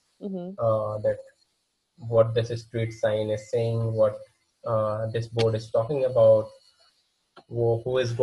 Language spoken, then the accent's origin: English; India; first language Hindi; English is a second language; I as an Indian